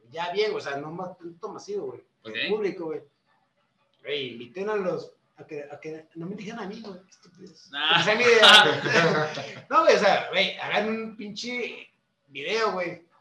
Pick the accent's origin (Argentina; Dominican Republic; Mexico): Mexico; Somos músicos mexicanos, o sea, no